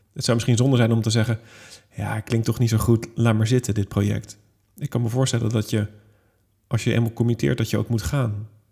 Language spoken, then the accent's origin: Dutch; Netherlands; ik als Hollander